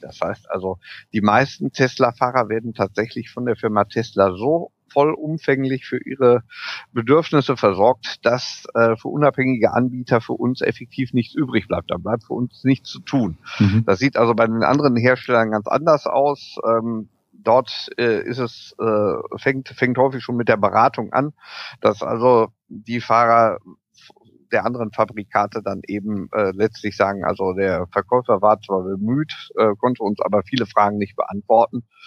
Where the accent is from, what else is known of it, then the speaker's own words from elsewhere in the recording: Germany; bei uns in Deutschland